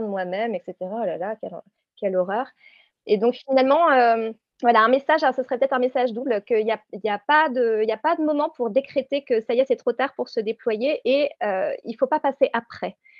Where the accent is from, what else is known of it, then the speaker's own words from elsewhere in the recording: Réunion; je viens de la Réunion